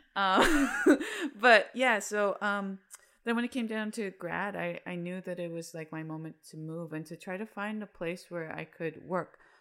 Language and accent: English; Salt Lake City, Utah, United States; moved away as an adult; now in Chicago, United States; I'm from Salt Lake City, Utah. Um, and I lived there for twenty-eight years.